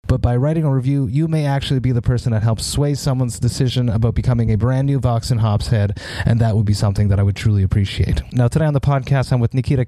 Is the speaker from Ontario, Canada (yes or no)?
no; Montreal, Quebec, Canada; my hometown of Montreal